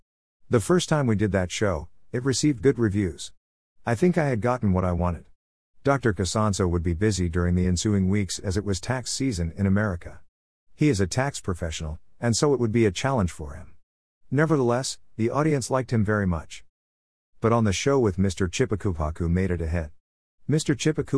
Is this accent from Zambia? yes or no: yes; Zambia; first language Bemba/Ushi; English is a second language; I made it a point to address our people in my mother tongue of Ushi and Bemba.